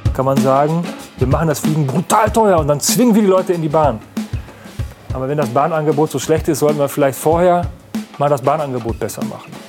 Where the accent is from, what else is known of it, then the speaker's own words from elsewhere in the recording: Münsterland, North Rhine-Westphalia, Germany; jetzt komme ich aus dem Münsterland, aus einer äh, knapp 20.000 Einwohner äh, Stadt